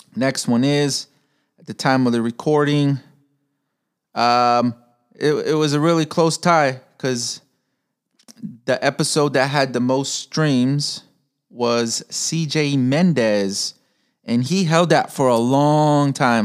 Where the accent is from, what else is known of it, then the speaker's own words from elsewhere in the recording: Chicago, Illinois, United States; I'm from Chicago, Pilsen area